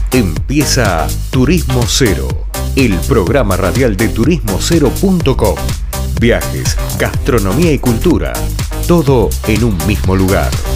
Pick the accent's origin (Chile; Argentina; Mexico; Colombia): Argentina